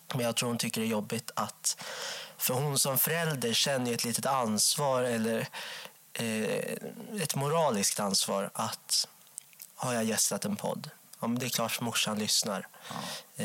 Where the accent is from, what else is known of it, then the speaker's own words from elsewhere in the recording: Enköping, Uppsala County, Sweden; jag växte upp i Enköping